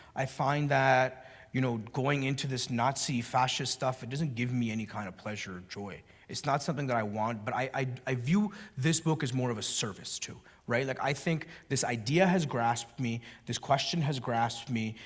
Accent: Canada; the welfare state where I grew up in Canada

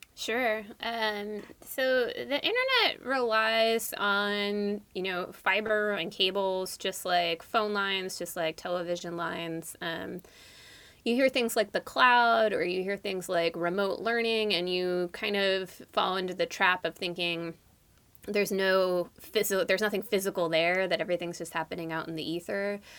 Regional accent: East Bay, San Francisco Bay Area, California, United States; So I grew up in the Bay Area. Um, I grew up in the East Bay

